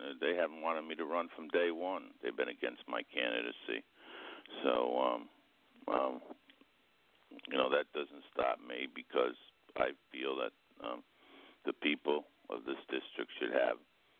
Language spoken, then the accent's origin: English; Greene County, New York, United States; also born or lived in Albany County; I'm a landowner here in Greene County. I was born in Greene County in the district.